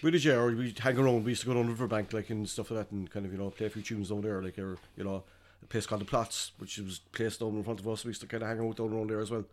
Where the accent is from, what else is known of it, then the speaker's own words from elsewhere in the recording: Carrigaline, Munster, Ireland; I'm from outside the city. I grew up in, uh, born and raised in Carrigaline.